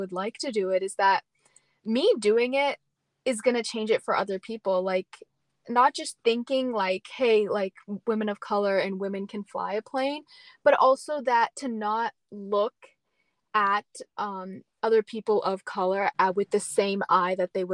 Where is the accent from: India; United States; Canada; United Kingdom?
India; I'm brown, I'm from India